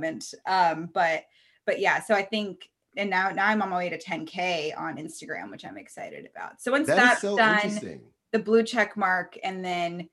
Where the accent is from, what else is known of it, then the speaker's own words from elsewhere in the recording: Reno, Nevada, United States; I'm from Reno, it's a small town.